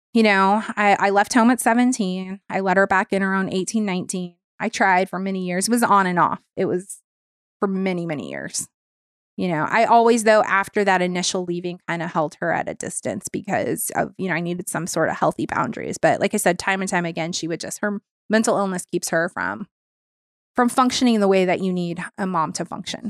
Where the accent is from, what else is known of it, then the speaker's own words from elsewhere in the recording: Long Beach, California, United States; also born or lived in Orange County; Long Beach, which is my hometown